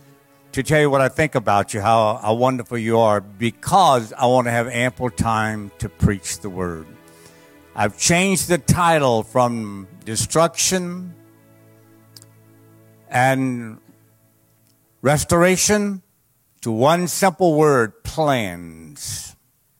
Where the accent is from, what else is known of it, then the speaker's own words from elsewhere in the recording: Cajun, Louisiana, United States; I'm a Cajun